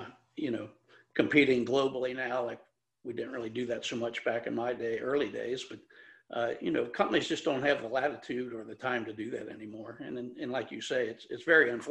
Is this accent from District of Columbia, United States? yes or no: no; Cincinnati, Ohio, United States; I'm a homeboy. I grew up here in Cincinnati and went to University of Cincinnati